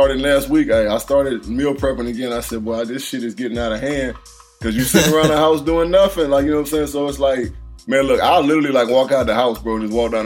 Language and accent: English; McComb, Mississippi, United States; also born or lived in Fort Wayne, Indiana; I'm born in Fort Wayne, Indiana, but I live in Mississippi my whole damn life. I'm from Mississippi